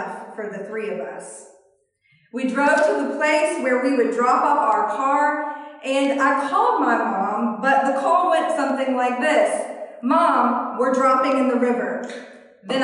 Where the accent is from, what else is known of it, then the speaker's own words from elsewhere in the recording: Alabama, United States; I'm from Alabama